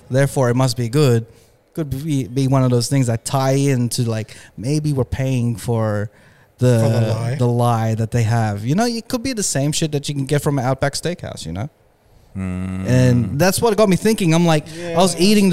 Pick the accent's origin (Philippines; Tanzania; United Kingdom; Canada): Philippines; I'm Filipino.